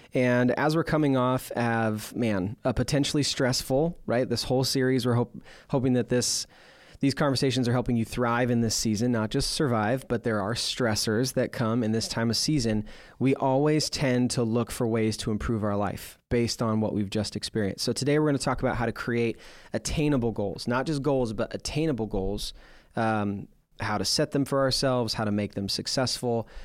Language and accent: English; Portland, Oregon, United States; growing up in Portland, we had the Portland Winterhawks